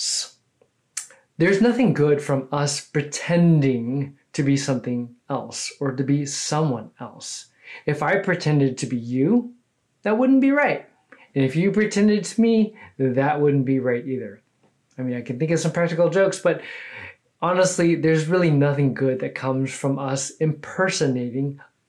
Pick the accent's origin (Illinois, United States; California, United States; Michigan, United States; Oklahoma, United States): California, United States; now in Houston, United States; I'm originally from California, but I've been a Texan now for over 20 years